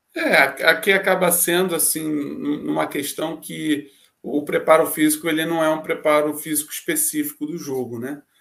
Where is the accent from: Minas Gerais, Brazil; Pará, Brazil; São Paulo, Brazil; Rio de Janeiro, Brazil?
Rio de Janeiro, Brazil; moved away as an adult; now in Latvia; do Rio de Janeiro, onde eu cresci. Cresci no, no Meia